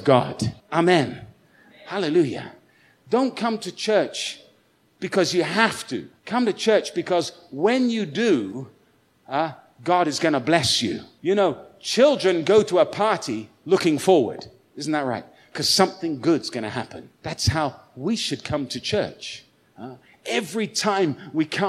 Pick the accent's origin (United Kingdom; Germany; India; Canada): United Kingdom; now in Goiânia, Brazil; I'm a British guy. I'm living in Goiânia